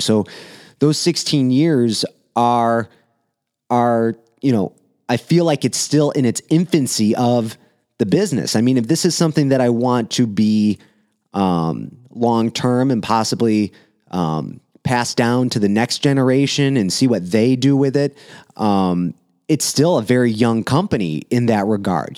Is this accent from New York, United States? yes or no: no; Romeo, Michigan, United States; in my hometown, downtown Romeo here